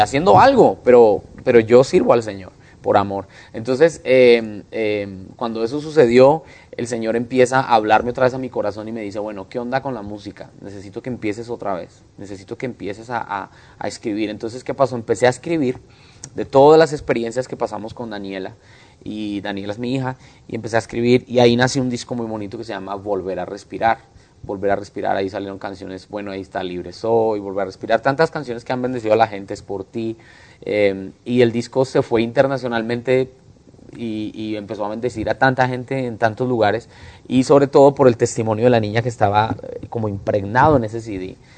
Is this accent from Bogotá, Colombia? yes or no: yes; Bogotá, Colombia; now in Houston, United States; colombiano, nací en Bogotá, cachaco, rolo. Eh, bueno, así le dicen a los bogotanos